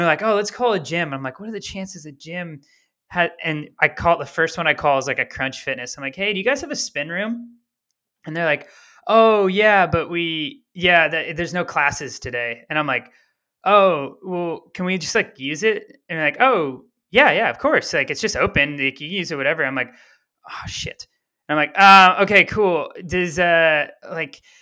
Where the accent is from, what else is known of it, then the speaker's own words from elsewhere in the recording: Bay Area, California, United States; I was from the Bay Area